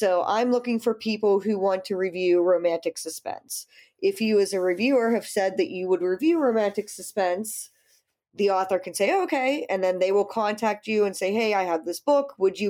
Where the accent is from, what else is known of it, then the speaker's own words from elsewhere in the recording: United States; also born or lived in Pittsburgh, Pennsylvania; I am the American of the group. I'm in Pittsburgh, Pennsylvania.